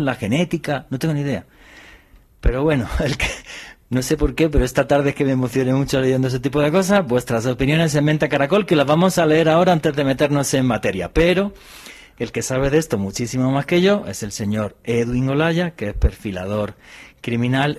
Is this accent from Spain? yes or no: yes; southern Spain, Spain; donde yo soy, del sur de España, pues es normal que a ti de niño te llevaran a ver los toros